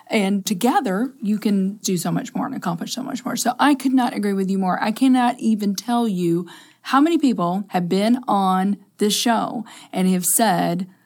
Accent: Kentucky, United States; We're originally from Kentucky, as I said but we've made this our home.

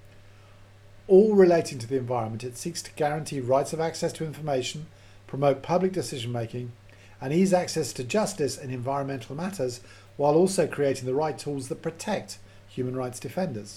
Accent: Edinburgh, Scotland, United Kingdom; moved away; we're both from Edinburgh

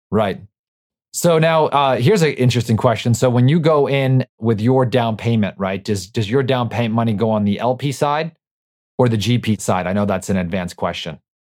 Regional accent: New York, United States; I'm from New York

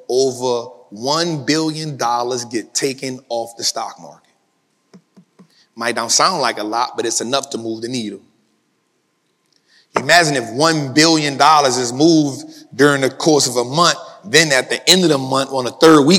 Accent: New Orleans, Louisiana, United States; I'm from New Orleans, so I'm good with heat

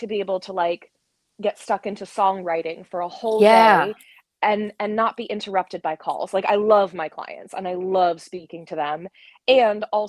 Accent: West Virginia, United States; moved away; also born or lived in United Kingdom; I grew up in West Virginia, so we've got rivers at basically every border

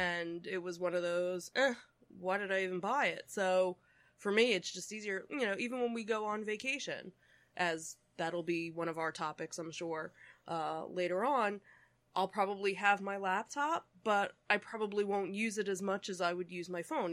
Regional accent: Philadelphia, Pennsylvania, United States; we are from the Philadelphia region

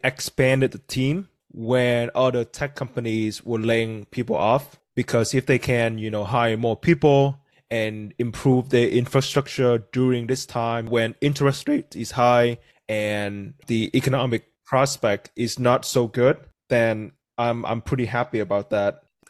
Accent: Vietnam; English is a second language; moved away as an adult; now in United States; That's weird though, because I was born and raised in Vietnam.

